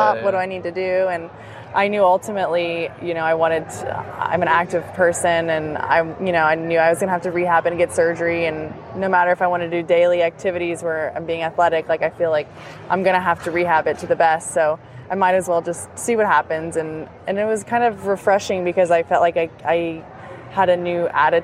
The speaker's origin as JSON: {"language": "English", "town": "Destin", "region": "Florida", "country": "United States", "tie": "born or raised there", "also_born_or_lived": "Alabama", "said": "In Destin, Florida. It's in the Panhandle"}